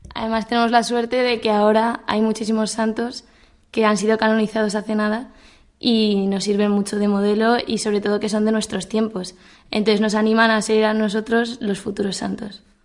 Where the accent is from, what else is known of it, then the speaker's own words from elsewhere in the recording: Cuenca, Castilla-La Mancha, Spain; moved away as an adult; now in Madrid, Spain; soy de Cuenca, pero actualmente resido en Madrid porque estoy estudiando